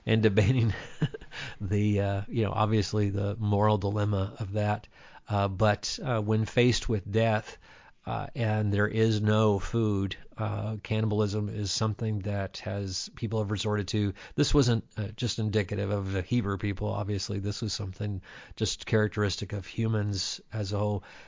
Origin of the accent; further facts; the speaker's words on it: Dundee, Kentucky, United States; I grew up in Dundee, Kentucky, in a very Gentile environment